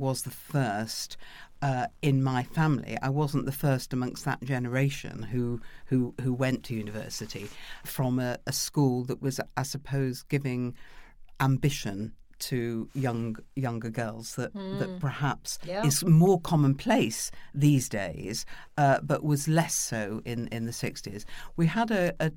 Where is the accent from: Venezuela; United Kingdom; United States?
United Kingdom; Manchester, North West England; Being born actually at Stretford Memorial Hospital, as my sister will remind me, and then going to Moss Side to live, and being brought up in inner city Manchester in the 50s